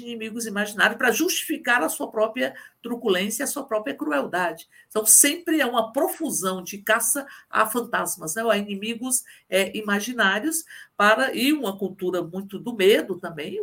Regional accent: Brasília, Federal District, Brazil; Eu, que sou de Brasília

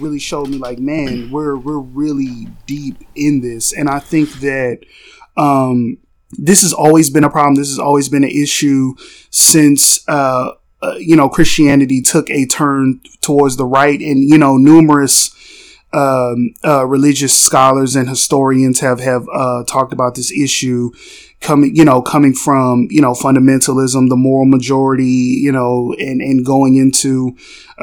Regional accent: Texas, United States; I'm a Texan.

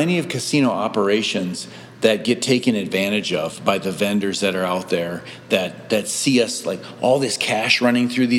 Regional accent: Sandstone, Minnesota, United States; I grew up in Sandstone, Minnesota

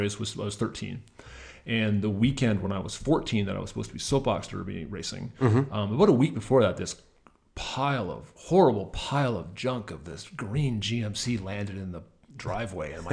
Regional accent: Mitchell, Ontario, Canada; I grew up in Mitchell, Ontario

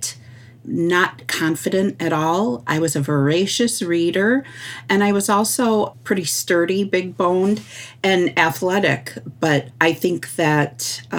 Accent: Sault Ste. Marie, Michigan, United States; I am from Sault Ste. Marie, Michigan, which is also known as the place of the rapids.

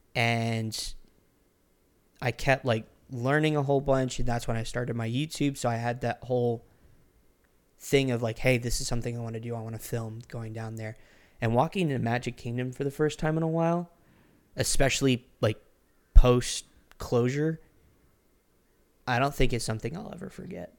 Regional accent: Orlando, Florida, United States; moved away; I was originally from Orlando, Florida.

